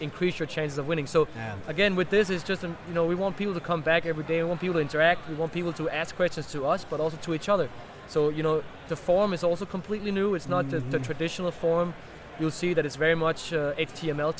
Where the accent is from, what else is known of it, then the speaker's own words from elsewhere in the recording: Denmark; moved away as an adult; now in United States; I'm from Denmark originally and has been working here with Scandinavian Tobacco Group for 2 years now